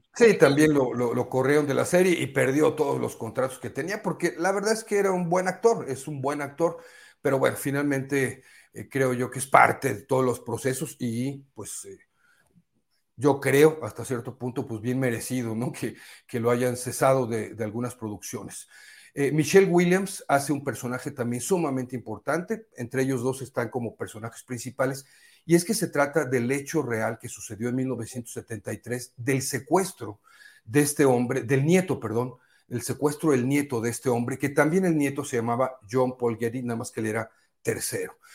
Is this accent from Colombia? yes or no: no; Poza Rica, Veracruz, Mexico; moved away; fui a mi tierra, allá a Poza Rica, Veracruz